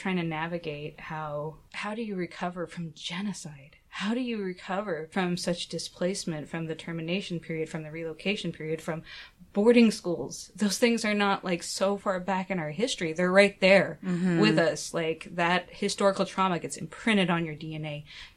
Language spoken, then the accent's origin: English; Shawnee, Oklahoma, United States; I grew up in Oklahoma. I grew up in, like, this little town called Shawnee, Oklahoma